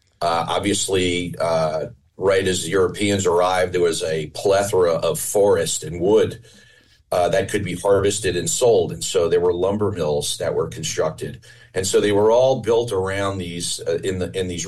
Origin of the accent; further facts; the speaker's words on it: Pompton Lakes, New Jersey, United States; I grew up in Pompton Lakes, New Jersey. I grew up on a lake